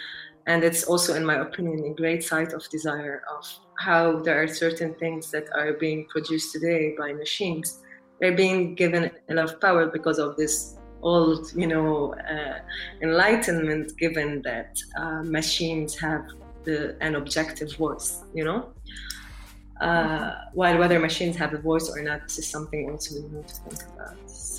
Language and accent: English; Lebanon; English is a second language; I grew up in Lebanon, which is a place that is very multilingual.